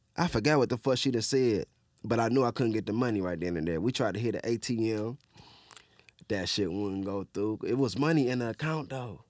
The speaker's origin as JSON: {"language": "English", "town": "Detroit", "region": "Michigan", "country": "United States", "tie": "born or raised there", "said": "I grew up in Southwest"}